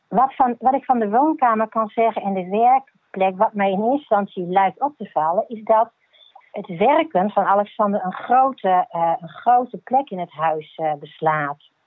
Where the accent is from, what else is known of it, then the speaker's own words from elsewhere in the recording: Gelderland, Netherlands; moved away as an adult; now in Groningen, Netherlands; Ik kom uit Gelderland